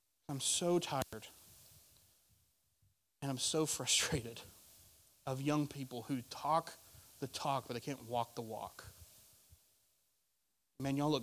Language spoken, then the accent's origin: English; Arkansas, United States; now in Florida, United States; I'm from Arkansas